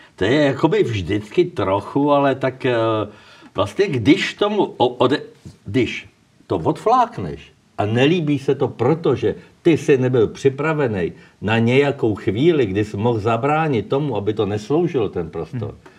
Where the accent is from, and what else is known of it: Czechia